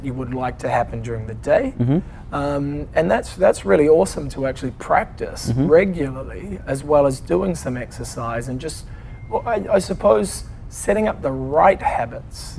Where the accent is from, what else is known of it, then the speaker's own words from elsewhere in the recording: New Zealand; moved away; also born or lived in London; I'm a Kiwi.